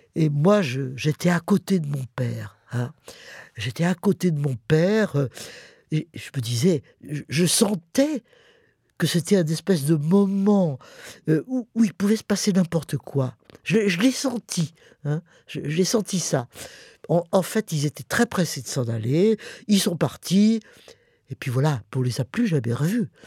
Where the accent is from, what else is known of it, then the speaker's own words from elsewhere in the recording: Paris, Île-de-France, France; also born or lived in Montmorency; On a fait l'exode et puis après on est rentré à Paris évidemment euh, on a subi l'occupation allemande